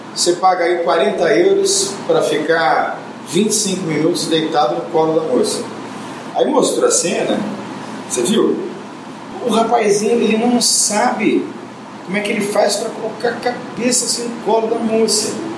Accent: São Paulo, Brazil; nasci em São Paulo, no dia 21 de março

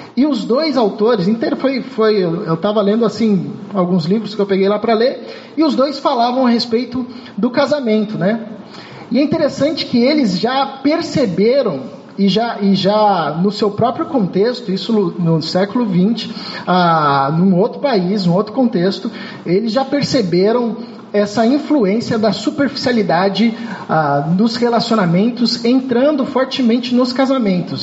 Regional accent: São Paulo, Brazil; moved away as an adult; now in Rio de Janeiro, Brazil; sou de São Paulo

